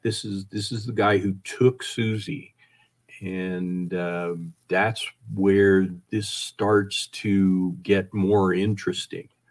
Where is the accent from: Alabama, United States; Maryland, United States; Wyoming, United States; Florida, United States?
Wyoming, United States; I grew up in Wyoming